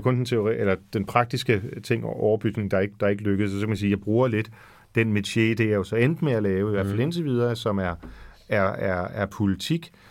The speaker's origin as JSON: {"language": "Danish", "town": "Frederikssund", "region": "Capital Region of Denmark", "country": "Denmark", "tie": "born or raised there", "said": "jeg var også kirksanger i Frederikssund, hvor jeg voksede op"}